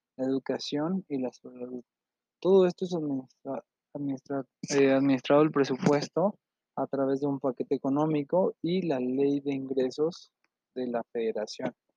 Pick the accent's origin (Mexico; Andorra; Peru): Mexico; tenemos obligaciones como mexicano